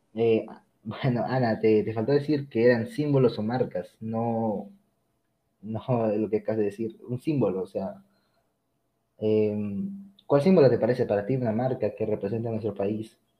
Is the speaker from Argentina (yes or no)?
no; Peru; llevar a mi Perú en lo más alto